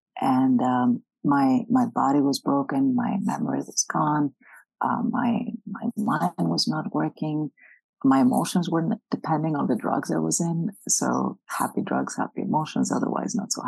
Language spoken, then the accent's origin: English; Greece; now in United States; I'm from Greece originally.